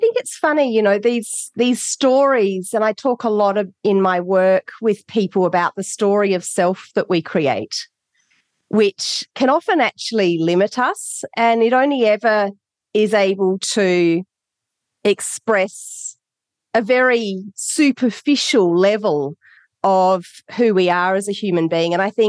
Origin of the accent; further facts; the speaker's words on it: Adelaide, South Australia, Australia; born there; I was born in Adelaide, Australia. Very, very blessed to be born in Australia.